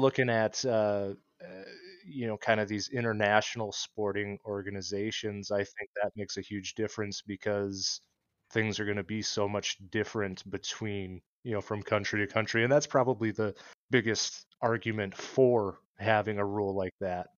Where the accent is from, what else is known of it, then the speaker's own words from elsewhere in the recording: Iowa, United States; now in Minnesota, United States; where I grew up in Iowa.